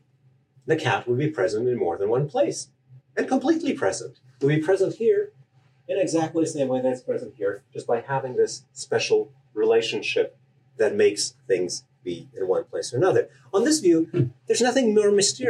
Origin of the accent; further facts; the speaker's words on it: Canada; I'm Canadian